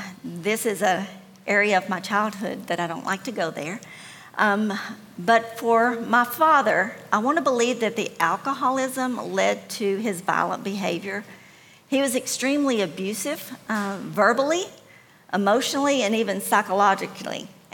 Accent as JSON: {"language": "English", "region": "Tennessee", "country": "United States", "tie": "born or raised there", "said": "I actually grew up in Middle Tennessee, but I couldn't call one place home because my family moved a lot."}